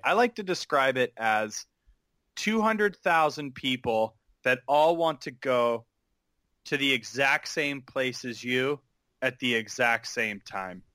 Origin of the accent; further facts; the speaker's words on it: Pleasanton, California, United States; moved away as an adult; now in Los Angeles, United States; I grew up in the East Bay in a town called Pleasanton